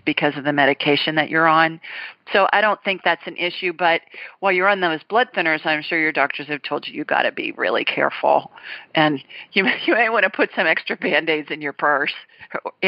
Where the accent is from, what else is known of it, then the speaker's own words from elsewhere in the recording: Ohio, United States; I was raised in Ohio, so we call it soda pop there